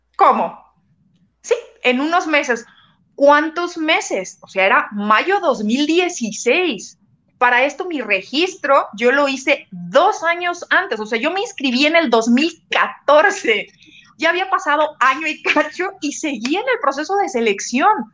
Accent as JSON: {"language": "Spanish", "country": "Mexico", "said": "soy de México"}